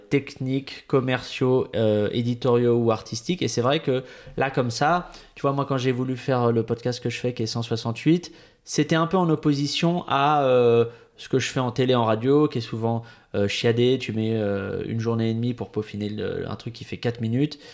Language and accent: French; Bois-Colombes, Île-de-France, France; j'ai grandi à Bois-Colombes, vraiment, mais ah, limite Agnières